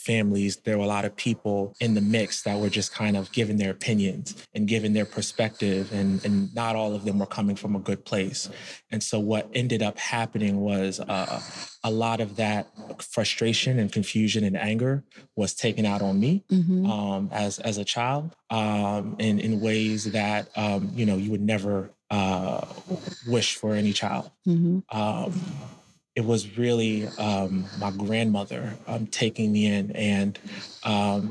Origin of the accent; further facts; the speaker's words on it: Camden, New Jersey, United States; I was born in Camden, New Jersey